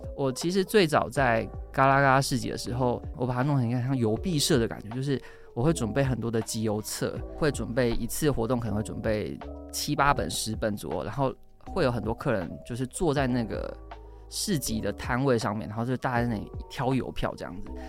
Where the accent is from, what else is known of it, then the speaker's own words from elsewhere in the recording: Changhua County, Taiwan; 彰化人，然后我们全家周末去那个台中逢甲夜市好了